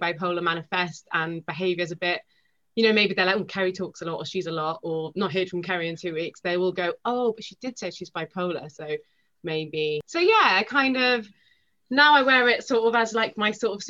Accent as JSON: {"language": "English", "region": "Wales", "country": "United Kingdom", "first_language": "Welsh", "said": "The second thing is that I'm Welsh, even though I don't sound that Welsh. I'm Welsh and I speak fluent Welsh."}